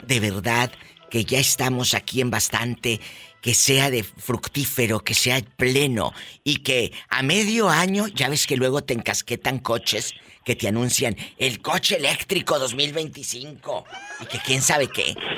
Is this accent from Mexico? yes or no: yes; northern border, Mexico; yo que crecí en la frontera